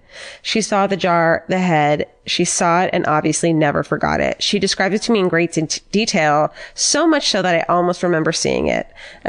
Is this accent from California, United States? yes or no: yes; Santa Rosa, California, United States; I'm from Santa Rosa.